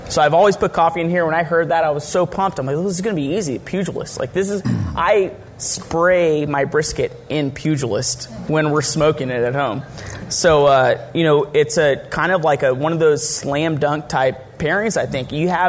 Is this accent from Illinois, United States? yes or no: no; Texas, United States; I'm from Texas